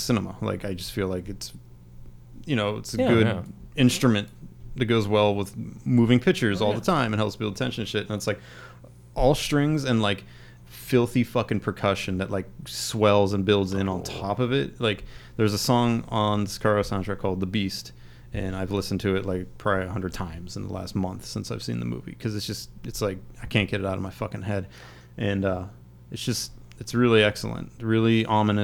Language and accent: English; Crafton, Pennsylvania, United States; I grew up in Crafton